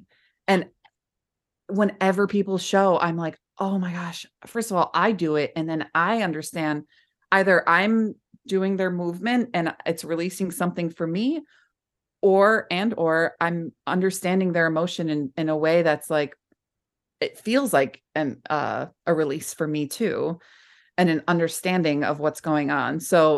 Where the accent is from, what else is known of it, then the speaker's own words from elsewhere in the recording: Bronx, New York, United States; I grew up in the Bronx, and a lot of people are like, "Where's your Bronx, …?"